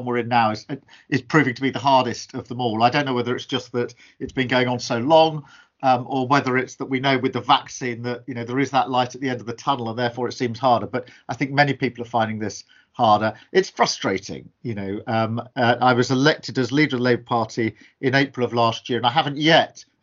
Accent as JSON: {"language": "English", "area": "Surrey-Kent border", "region": "South East England", "country": "United Kingdom", "tie": "born or raised there", "said": "we were a family growing up on the Surrey-Kent border"}